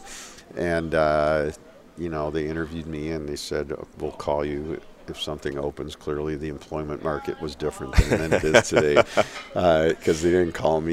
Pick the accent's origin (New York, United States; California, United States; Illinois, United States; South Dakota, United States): Illinois, United States; Chicago; moved away as an adult; now in Ann Arbor, United States; I'm from Chicago. I came to Ann Arbor to go to school at U of M.